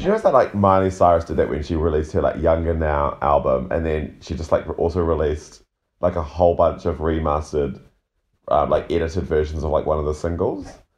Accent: New Zealand; being a New Zealander

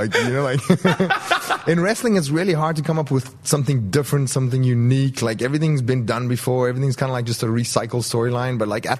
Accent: South Africa; moved away as an adult; also born or lived in Europe; growing up in South Africa, a third world country, I had a third world passport.

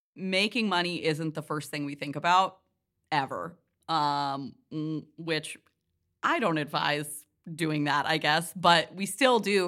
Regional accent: Northeast Kingdom, Vermont, United States; moved away; also born or lived in New York; I grew up in the Northeast Kingdom

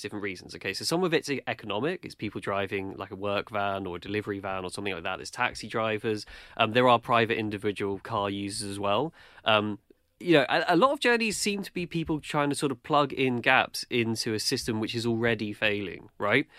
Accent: London, United Kingdom; I'm in London. I grew up in London

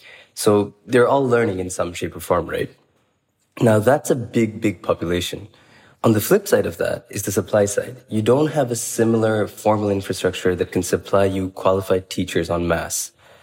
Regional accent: Bangladesh; moved away; Bangladesh is in many ways home. I grew up in Bangladesh

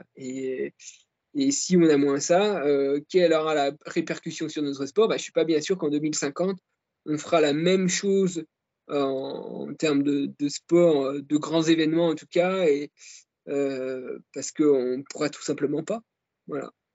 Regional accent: Jura, Bourgogne-Franche-Comté, France; quand j'étais gamin euh, dans le Jura

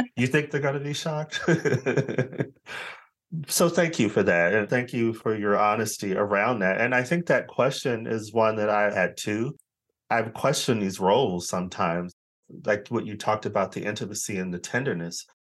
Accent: Arizona, United States; moved away as an adult; now in United Kingdom; I'm originally from Arizona

